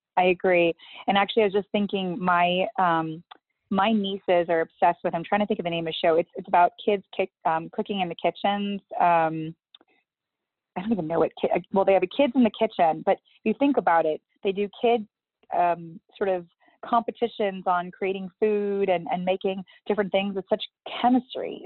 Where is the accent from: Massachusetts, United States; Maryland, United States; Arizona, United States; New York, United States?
Massachusetts, United States; Hudson; I grew up in Hudson, Mass.